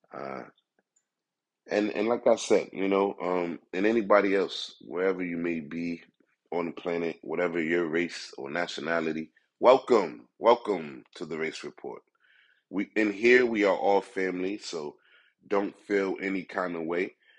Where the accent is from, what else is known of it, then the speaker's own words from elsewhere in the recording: United States; me as a black man in America